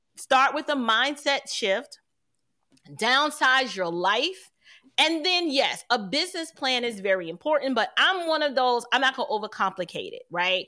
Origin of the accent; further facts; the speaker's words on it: New York City, New York, United States; I'm from New York City